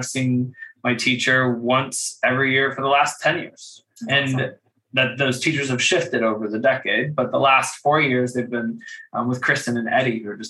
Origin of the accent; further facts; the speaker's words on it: Kentucky, United States; growing up in Kentucky